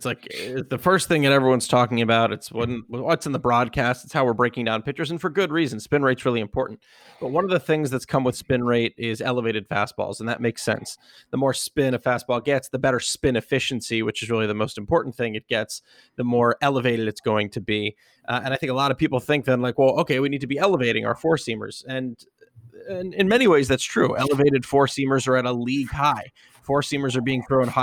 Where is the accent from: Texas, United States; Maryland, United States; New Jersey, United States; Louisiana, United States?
Maryland, United States; I grew up in Maryland